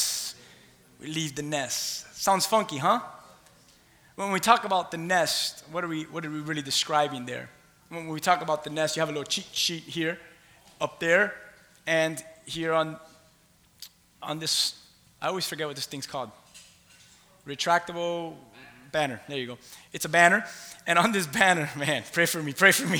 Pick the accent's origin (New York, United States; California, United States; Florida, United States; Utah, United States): Florida, United States; Key West; moved away; I'm from Key West. I'm a conch, C-O-N-C-H, Key West conch